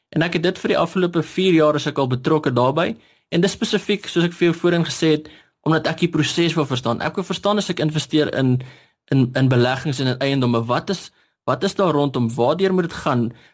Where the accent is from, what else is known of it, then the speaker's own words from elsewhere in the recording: Standerton, Mpumalanga, South Africa; now in Hartbeespoort, South Africa; ek kom van Standerton af. Nou ek eh, het daar skool gegaan en groot geword